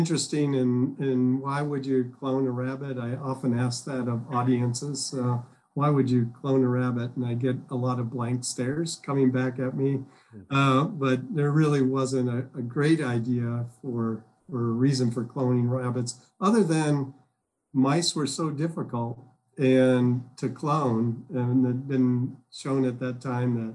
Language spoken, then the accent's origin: English; Midwest, United States; moved away as an adult; also born or lived in Illinois / Massachusetts; now in Georgia, United States; I grew up in the Midwest